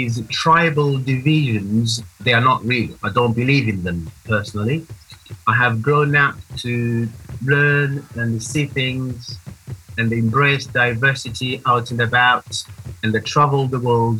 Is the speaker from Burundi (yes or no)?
yes; Burundi; moved away as an adult; now in England; I was born and grew up in Burundi. I've been here in England since the year 2002.